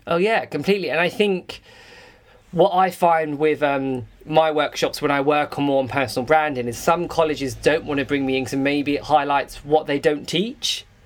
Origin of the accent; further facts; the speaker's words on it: England, United Kingdom; I'm English